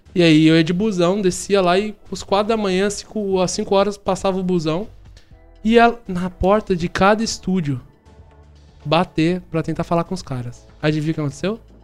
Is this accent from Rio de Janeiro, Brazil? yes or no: no; São Paulo, Brazil; moved away; Sou de São Paulo, sou natural de São Paulo. Nasci na Zona Sul. É, eu me criei na Vila Mascote, lá em São Paulo